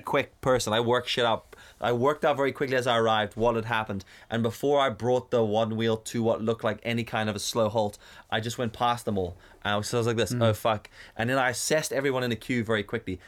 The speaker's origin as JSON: {"language": "English", "country": "South Africa", "tie": "born or raised there", "moved": "yes", "lives_now": "Northern Ireland, United Kingdom", "said": "growing up in South Africa, we had friends in school who were black"}